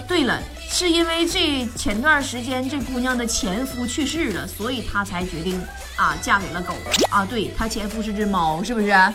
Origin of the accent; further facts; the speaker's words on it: China; 我们中国人